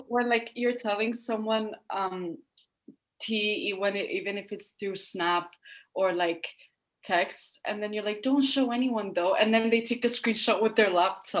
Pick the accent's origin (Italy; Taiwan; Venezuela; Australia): Italy; moved away; I'm 17. I come from Italy